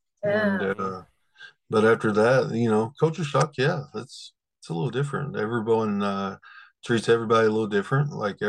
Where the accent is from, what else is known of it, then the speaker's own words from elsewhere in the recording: Ringgold, Georgia, United States; accent: country; I'm actually originally from Ringo, Georgia.